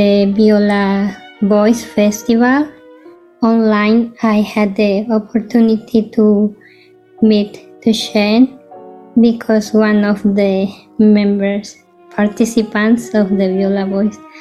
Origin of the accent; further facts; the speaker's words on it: Puebla, Mexico; English is a second language; I am from Puebla City.